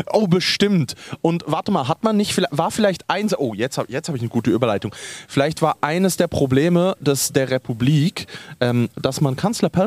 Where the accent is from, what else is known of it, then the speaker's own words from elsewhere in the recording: Switzerland; wir in der Schweiz